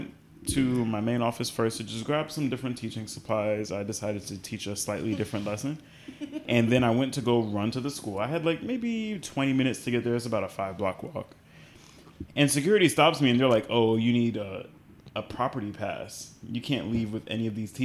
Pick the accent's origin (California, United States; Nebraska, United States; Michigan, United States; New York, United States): New York, United States; New York City; Brownsville. I grew up in Brownsville. I went to school in Brownsville.